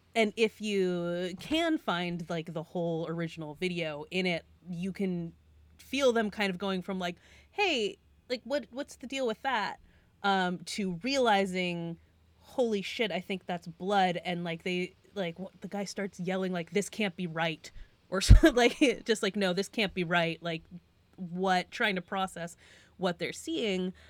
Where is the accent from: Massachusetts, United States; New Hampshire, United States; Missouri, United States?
Massachusetts, United States; Western; I'm from Western Massachusetts, so not the side of the state that's by the water